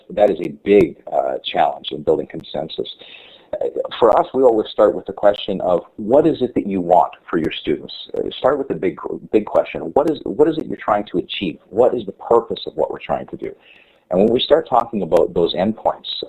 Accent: Canada; as a Canadian

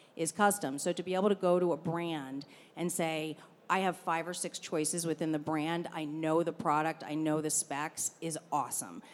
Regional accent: Baltimore, Maryland, United States; I'm from Baltimore, Maryland, so a fairly pro- provincial area, but I'm Italian

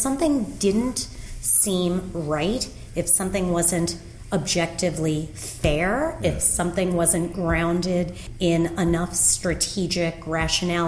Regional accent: New York City, New York, United States; moved away as an adult; also born or lived in Chicago; I grew up in Rockaway Beach, Queens, a small peninsula about 30 miles outside of the city

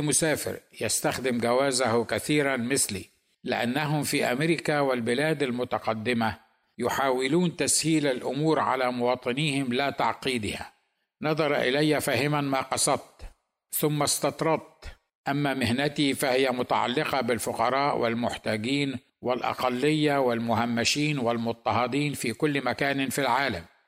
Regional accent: Egypt; now in United States; انا ايضا مصري

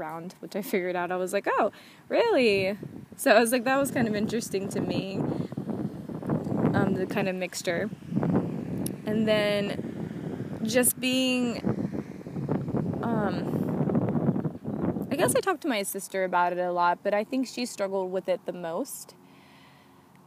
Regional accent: the South, United States; now in California, United States; I grew up in the South

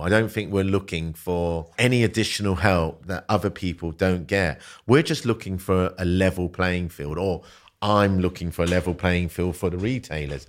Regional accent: London, United Kingdom; also born or lived in Malaysia; growing up in South London when I was a kid

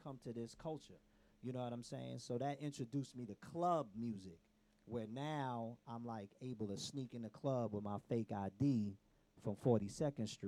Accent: New York City, New York, United States; moved away as an adult; also born or lived in The Bronx; now in Atlanta, United States; I am from New York, originally Harlem

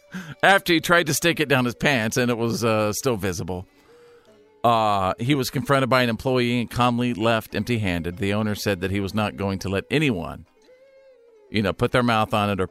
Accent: Texas, United States; my home state of Texas, the Lone Star State.

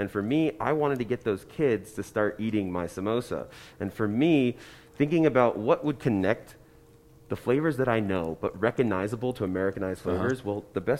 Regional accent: New Jersey, United States; I'm from New Jersey.

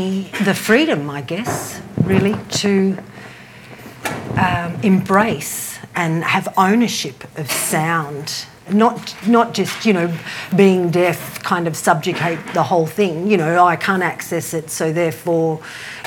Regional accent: Byron Bay, New South Wales, Australia; moved away as an adult; now in Melbourne, Australia; I am actually originally from Byron Bay. I moved to Melbourne 10 years ago.

